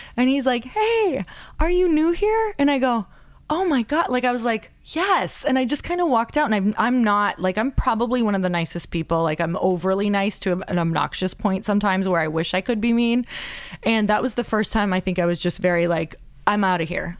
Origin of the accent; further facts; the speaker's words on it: Upper Michigan, United States; I'm from a really small town in Upper Michigan